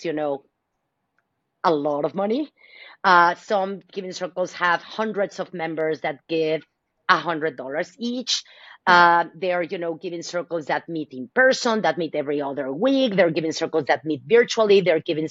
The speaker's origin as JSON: {"language": "English", "region": "Mexico City", "country": "Mexico", "also_born_or_lived": "Dallas, Texas", "moved": "yes", "lives_now": "San Francisco Bay Area, United States", "said": "I am originally from Mexico City. So mm-hmm. as an immigrant, I wanted to give back to my community, right? This is my new country"}